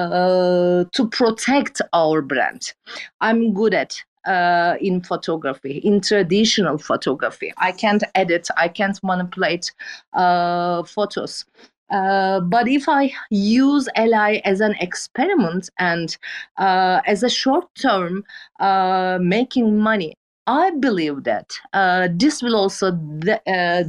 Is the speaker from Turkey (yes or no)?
yes; Turkey; English is a second language; I'm a photographer from Turkey